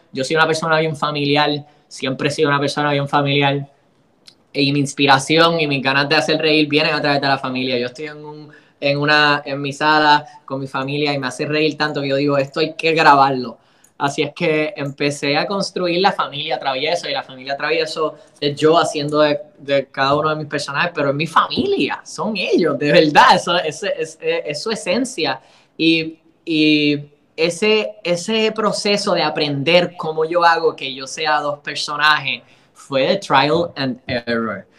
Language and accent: Spanish; Puerto Rico; como boricua